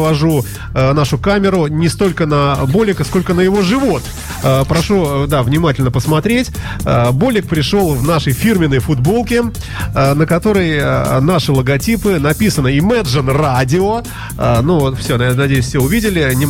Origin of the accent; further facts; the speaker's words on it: Saint Petersburg, Russia; Я очень питерец